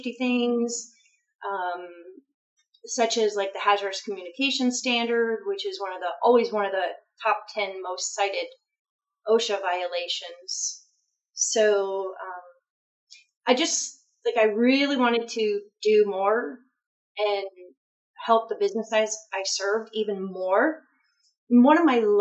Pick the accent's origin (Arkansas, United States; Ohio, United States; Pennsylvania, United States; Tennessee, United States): Ohio, United States; North Ridgeville; now in Florida, United States; I'm originally from Ohio